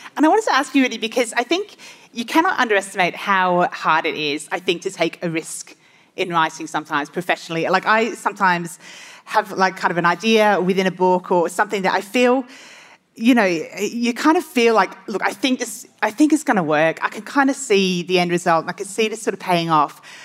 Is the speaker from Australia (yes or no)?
yes; Australia; I'm an Australian author of five Australian mystery novels